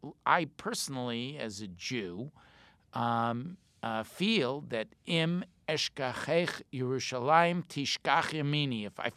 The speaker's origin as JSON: {"language": "English", "country": "United States", "said": "But I said, I'm an American."}